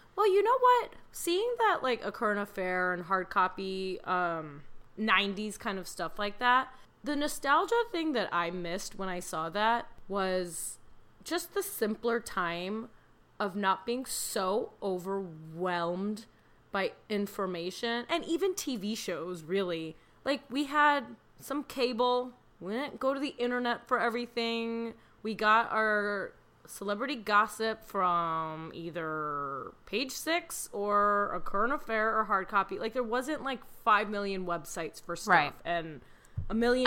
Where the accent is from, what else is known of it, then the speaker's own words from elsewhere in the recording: Chicago, Illinois, United States; I'm from Chicago